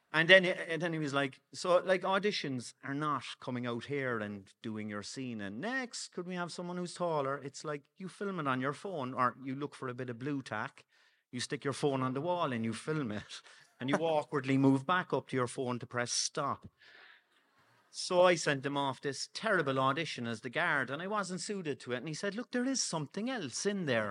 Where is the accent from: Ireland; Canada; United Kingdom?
Ireland; Cork, Munster; I'm from, um, Friars Walk